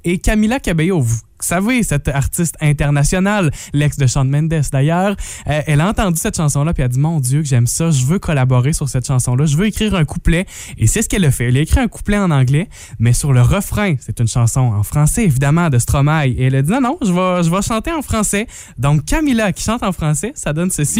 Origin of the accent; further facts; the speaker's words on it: Matapédia, Quebec, Canada; des gens de chez nous, dans la Matapédia, dans la Matanie